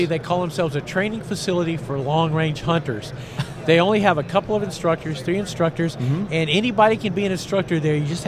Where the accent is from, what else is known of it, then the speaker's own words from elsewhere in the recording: Tennessee, United States; I grew up in Tennessee.